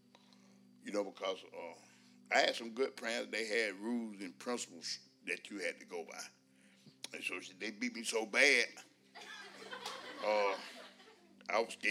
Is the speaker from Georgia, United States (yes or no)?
yes; West Point, Georgia, United States; I was born in West Point, Georgia, 61 years ago.